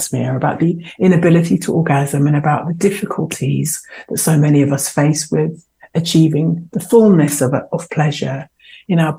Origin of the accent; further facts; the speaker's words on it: London, United Kingdom; I was born and raised in London and in Southeast London